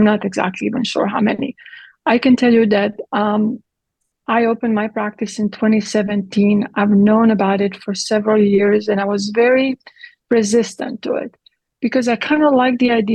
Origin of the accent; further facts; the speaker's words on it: Split, Split-Dalmatia County, Croatia; English is a second language; moved away as an adult; also born or lived in Italy; now in Texas, United States; I grew up in Croatia, in Yugoslavia, in communism.